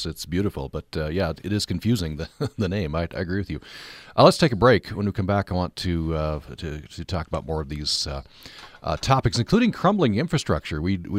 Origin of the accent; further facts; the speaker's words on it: Vernal, Utah, United States; I was growing up in Vernal.